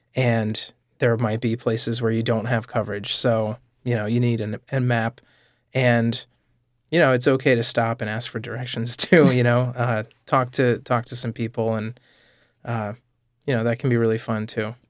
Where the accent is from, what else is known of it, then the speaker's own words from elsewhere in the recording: New England, United States; now in Rhode Island, United States; I grew up in New England, so I'm used to states that are small